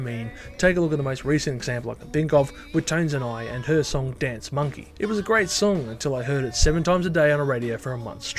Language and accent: English; Australia; my home country, Australia